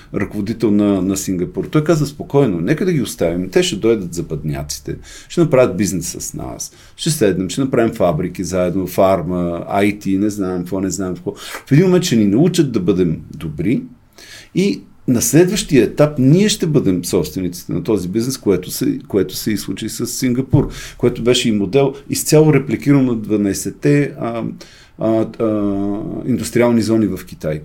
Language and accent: Bulgarian; Bulgaria; аз съм българин 100%